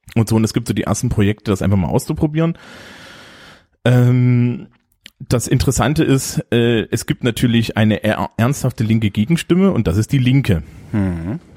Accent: East Germany, Germany; moved away; also born or lived in Leipzig; ich bin ja nur im Osten aufgewachsen

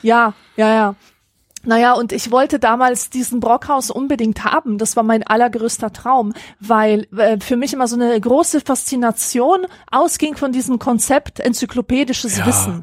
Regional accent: Grevenbroich, North Rhine-Westphalia, Germany; Also ich halt in Grevenbruch

